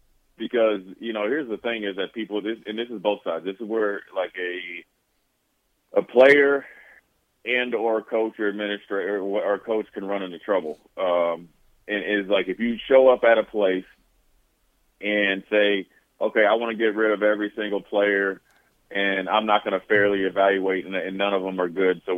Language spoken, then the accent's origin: English; Montana, United States; And I had a good camp, but I'm from Montana.